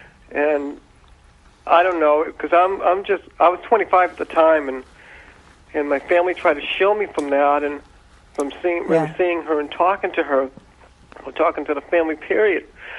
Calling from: Boston, Massachusetts, United States; I'm from Boston.

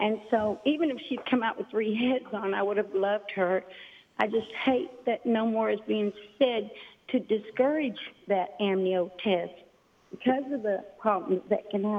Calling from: Branson, Missouri, United States; I'm just outside of Branson, Missouri.

